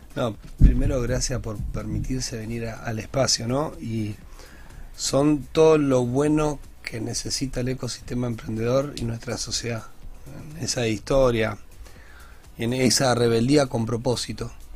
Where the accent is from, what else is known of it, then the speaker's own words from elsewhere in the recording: Grandoli and Esteban de Luca, Santa Fe, Argentina; yo me crié en Grandoli y Esteban de Luca, República Grandoli